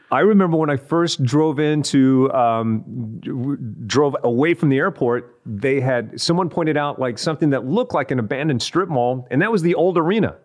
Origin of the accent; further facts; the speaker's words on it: Odessa, Texas, United States; now in California, United States; I grew up in in Odessa, Texas